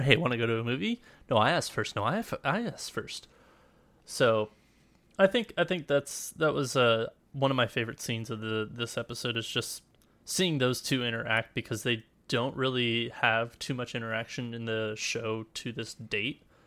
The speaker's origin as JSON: {"language": "English", "country": "United States", "said": "we're both American"}